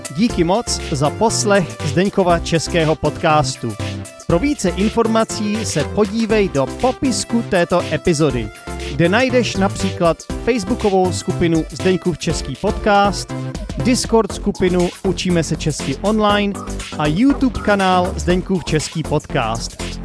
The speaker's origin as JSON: {"language": "Czech", "country": "Czechia", "said": "protože jsem Čech"}